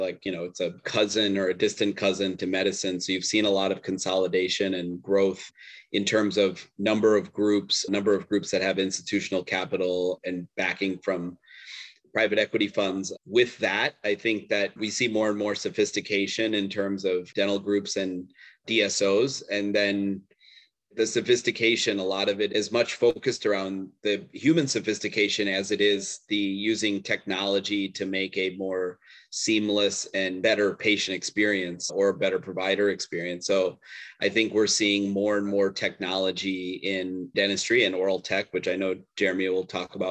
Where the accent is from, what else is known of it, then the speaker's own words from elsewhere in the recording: Chicago, Illinois, United States; I'm born and raised in Chicago